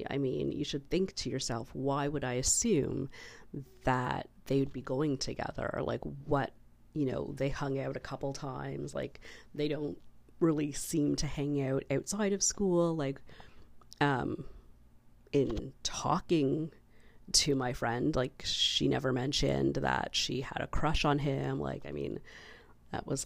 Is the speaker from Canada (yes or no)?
yes; Canada